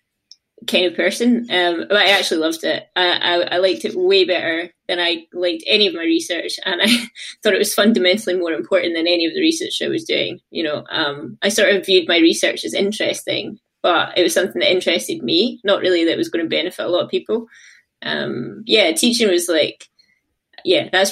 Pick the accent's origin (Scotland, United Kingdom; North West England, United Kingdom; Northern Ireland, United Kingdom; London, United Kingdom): Scotland, United Kingdom; Glasgow; I'm from Glasgow, but I ended up moving to get a job over to the East Coast.